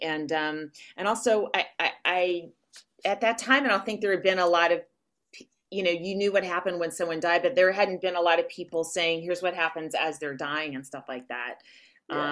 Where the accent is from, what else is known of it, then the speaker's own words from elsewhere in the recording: Walnut Creek, California, United States; I'm from Walnut Creek